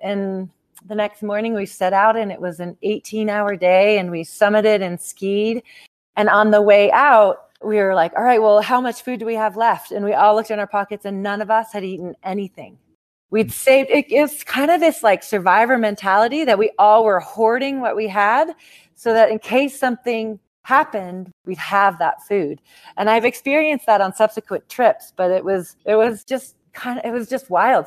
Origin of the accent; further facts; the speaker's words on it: Seattle, Washington, United States; now in Telluride, United States; Right now I'm in Telluride, Colorado. So I've lived here about 20 years, but I grew up in Seattle, Washington